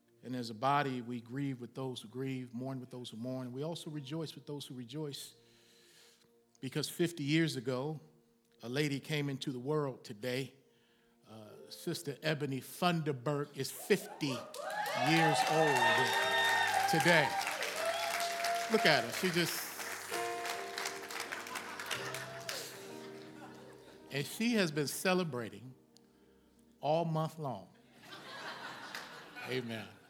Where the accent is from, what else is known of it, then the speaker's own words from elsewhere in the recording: Baltimore, Maryland, United States; The church I grew up in Baltimore, Maryland